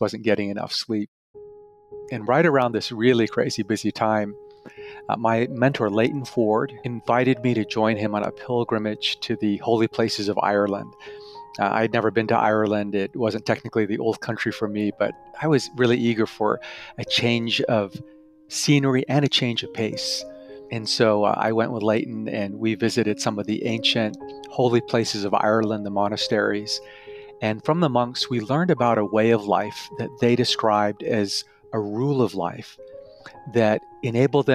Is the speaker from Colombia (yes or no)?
no; Canada; also born or lived in Tokyo, Japan; I'm originally from Tokyo, Japan, but was raised primarily in Canada.